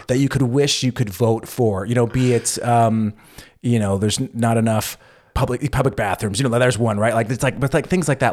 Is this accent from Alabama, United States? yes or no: no; California, United States; moved away as an adult; now in Berlin, Germany; U S, California